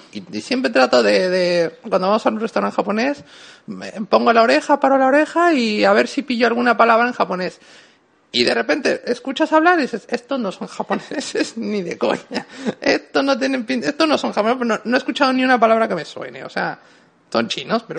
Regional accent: Mexico; now in Spain; En México yo puedo decir que en mis orígenes tal, a ver, vengo de donde vengo

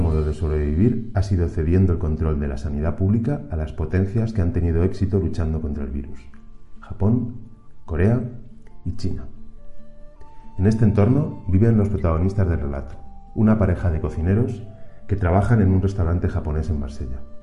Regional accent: Albacete, Castilla-La Mancha, Spain; also born or lived in Barcelona; now in Mexico; Nací en Albacete. He vivido gran parte de mi vida adulta en Barcelona y desde hace siete años trabajo en México

